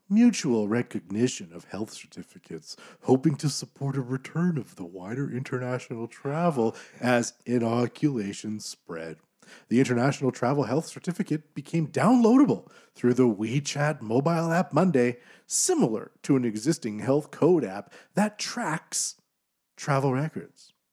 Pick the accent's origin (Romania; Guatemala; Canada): Canada; as a Canadian